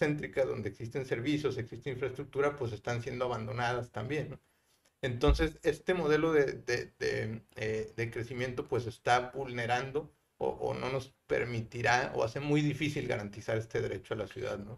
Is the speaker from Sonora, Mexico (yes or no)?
no; Guadalajara, Jalisco, Mexico; also born or lived in Mexico City / Monterrey; now in San Pedro Garza García, Mexico; yo soy de Guadalajara eh, y me ha tocado vivir y estudiar en, Guadalajara, Ciudad de México y Monterrey.